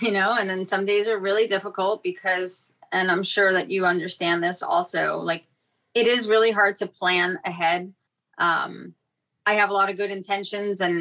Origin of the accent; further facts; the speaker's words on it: New York City, New York, United States; moved away; also born or lived in Fort Lauderdale; I grew up in New York City